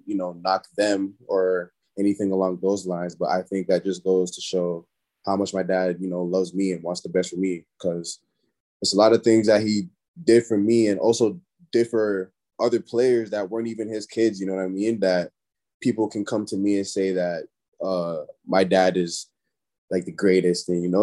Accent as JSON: {"language": "English", "town": "Brampton", "region": "Ontario", "country": "Canada", "tie": "born or raised there", "also_born_or_lived": "Toronto", "moved": "as an adult", "lives_now": "Toledo, United States", "said": "I'm from Brampton, but, you know, Brampton's close to Toronto."}